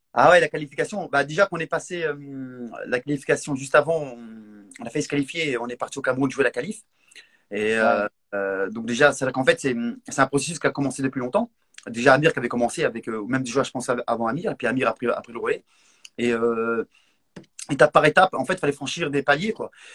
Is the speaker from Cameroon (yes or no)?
no; Morocco; moved away; quand j'étais petit, quand j'étais au Maroc